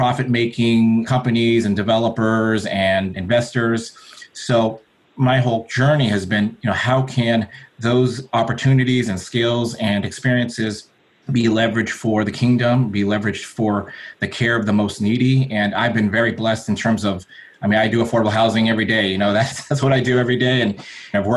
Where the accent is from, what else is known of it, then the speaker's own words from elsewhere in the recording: Southern California, United States; I was born in Southern California. My parents were immigrants from the Philippines.